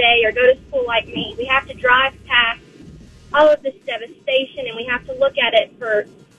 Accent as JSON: {"language": "English", "town": "Mount Juliet", "region": "Tennessee", "country": "United States", "said": "I'm from Mount Juliet, and obviously our town got hit real bad."}